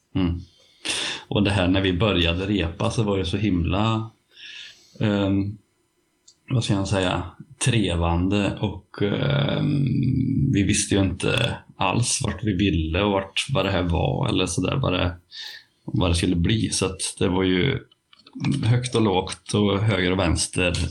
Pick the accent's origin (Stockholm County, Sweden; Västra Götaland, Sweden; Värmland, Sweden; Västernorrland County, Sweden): Värmland, Sweden; accent: Värmland dialect; min värmländska